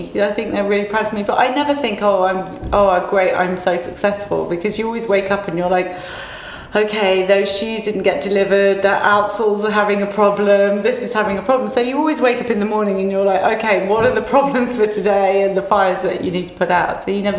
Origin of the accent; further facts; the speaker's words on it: England, United Kingdom; I don't know whether it's because I'm from England, and I just think people are much more experimental here.